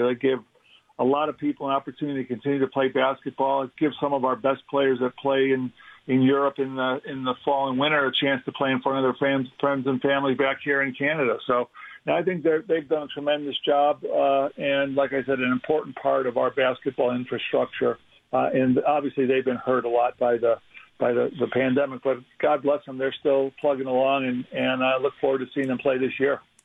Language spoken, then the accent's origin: English; Chicago, Illinois, United States; moved away as an adult; also born or lived in Denver; a big firm in Chicago, Illinois, uh, my hometown